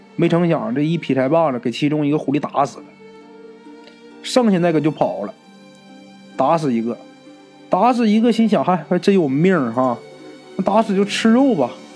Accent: Northeast China, China; 我们东北人呐

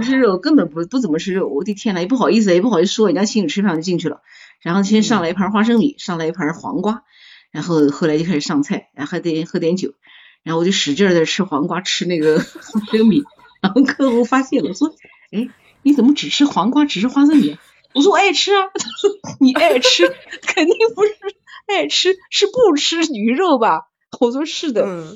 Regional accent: Gaoyou, Jiangsu, China; also born or lived in Nanjing; 我们老家高，高油

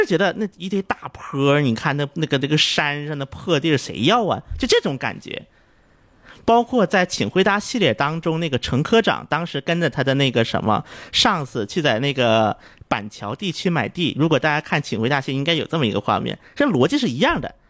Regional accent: South Korea; Chinese is a second language; 那么我韩国人一般说江南的时候，他会指的是狭义的江南

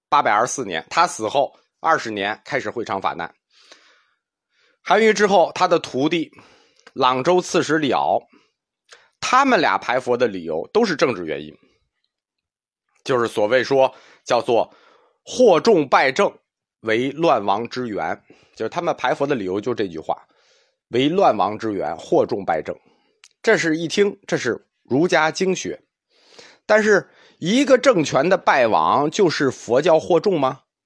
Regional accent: China; 因为我们中国人啊，从小大人就教你这个不该说，那个不能做

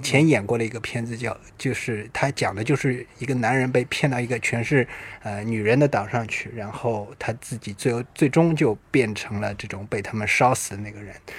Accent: China; 尤其是我们中国人啊

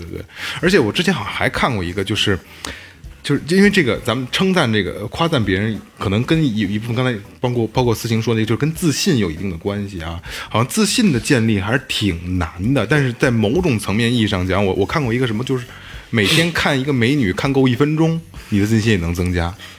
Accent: China; 咱们八零后，尤其是嗯。国内中国人啊

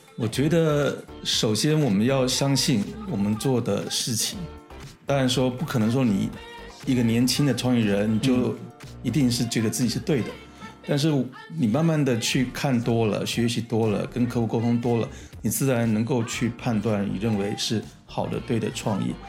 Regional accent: Taiwan; 我是台湾人

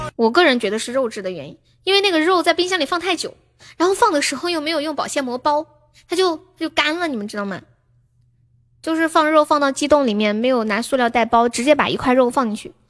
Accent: Sichuan, China; accent: Sichuanese; also born or lived in Shenzhen; 我是四川的

